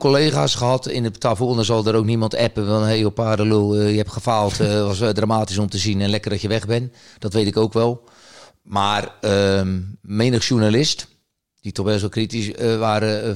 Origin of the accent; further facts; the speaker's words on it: the West, Netherlands; moved away as an adult; also born or lived in Rotterdam area; now in Groningen, Netherlands; ik kom wel uit het Westen